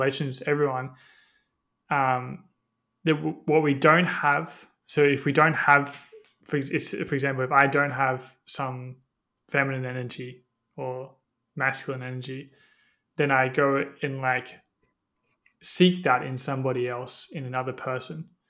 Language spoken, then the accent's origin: English; Australia; growing up in Australia